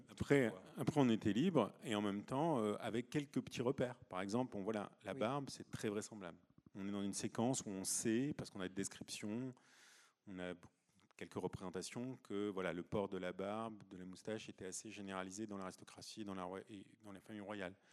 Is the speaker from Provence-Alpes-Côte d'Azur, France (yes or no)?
yes; Provence-Alpes-Côte d'Azur, France; moi je viens de Provence